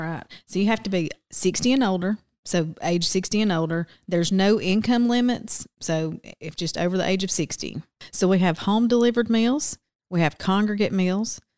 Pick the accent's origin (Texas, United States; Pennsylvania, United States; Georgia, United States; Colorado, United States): Georgia, United States; Silver Creek; I was born and raised across town just outside of Rome in Silver Creek.